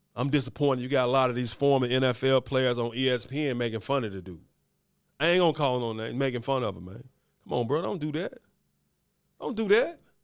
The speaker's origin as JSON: {"language": "English", "town": "Memphis", "region": "Tennessee", "country": "United States", "tie": "born or raised there", "said": "Born and raised in Memphis, haven't always lived here, but I'm from Memphis"}